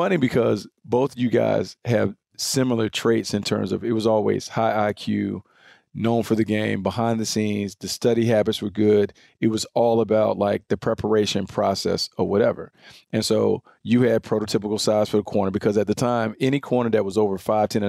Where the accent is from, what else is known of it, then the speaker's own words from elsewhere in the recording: the South, United States; So, but you guys know I'm from the South.